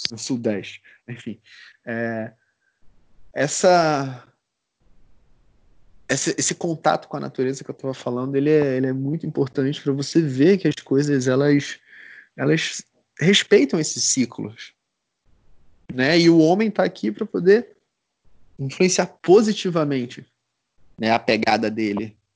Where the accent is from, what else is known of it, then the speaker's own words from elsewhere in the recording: Recife, Pernambuco, Brazil; now in Curitiba, Brazil; Eu, pô, eu vim de, de Recife, né? Recife é, só tem dois climas, né? E aqui é muito bem definido, né? Curitiba